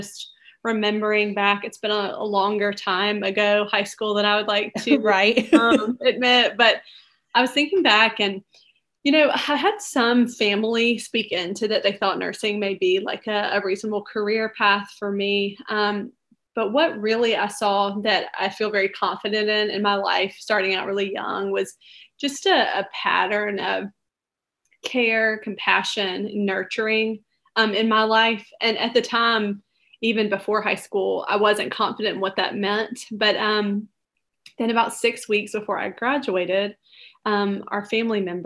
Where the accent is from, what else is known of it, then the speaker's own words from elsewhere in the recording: Montgomery, Alabama, United States; now in Birmingham, United States; we are from Montgomery, Alabama, now living in Birmingham, and grew up in Montgomery